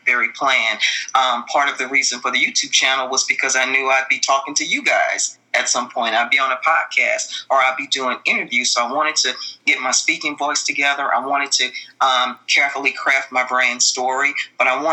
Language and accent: English; New Orleans, Louisiana, United States; I'm from Louisiana. I come from New Orleans